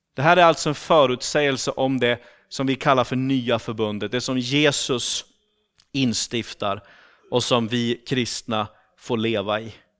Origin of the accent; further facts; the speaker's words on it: Sweden; accent: rikssvenska; moved away as an adult; now in Turku, Finland; jag kommer från Sverige